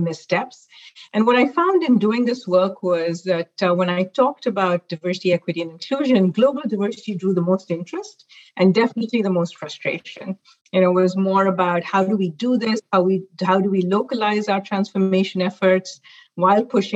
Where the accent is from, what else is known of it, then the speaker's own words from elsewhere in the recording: Mumbai, Maharashtra, India; moved away as an adult; now in North America; I actually grew up in Mumbai, India